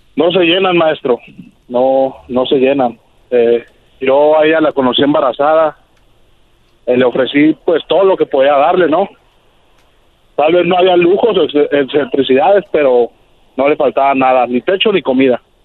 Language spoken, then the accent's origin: Spanish; Mexico City, Mexico; also born or lived in California; now in Tijuana, Mexico; yo crecí en la Ciudad de México, me vine a California